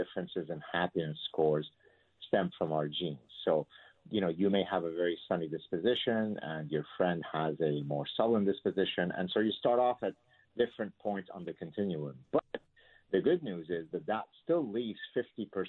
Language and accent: English; Lebanon; moved away; my childhood growing up in the Lebanese Civil War